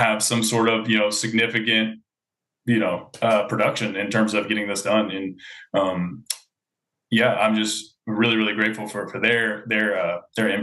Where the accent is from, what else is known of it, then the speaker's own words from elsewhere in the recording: Louisville, Kentucky, United States; I'm from Louisville, Kentucky